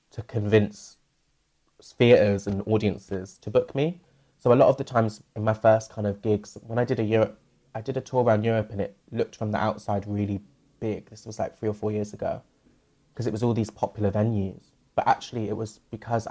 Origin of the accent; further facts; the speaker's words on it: Bristol, South West England, United Kingdom; moved away as an adult; I've moved back to my hometown, Bristol, during this